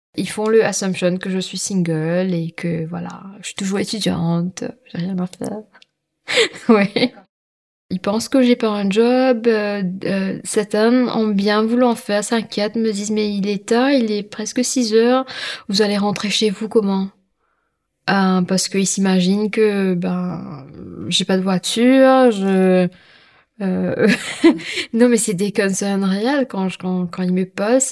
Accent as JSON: {"language": "French", "country": "Mauritius", "said": "je suis mauricienne, hein, je suis créole"}